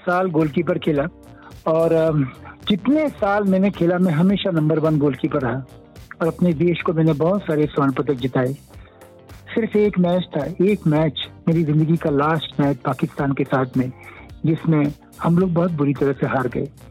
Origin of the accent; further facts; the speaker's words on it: Indore, Madhya Pradesh, India; moved away as an adult; also born or lived in Uttarakhand / Bhopal / Mumbai; now in Indore, India; परवरिश uh, पूरी मध्य प्रदेश में हुई इंदौर में हुई इंदौर और भोपाल में वैसे तो मैं उत्तराखंड को बिलोंग करता हूँ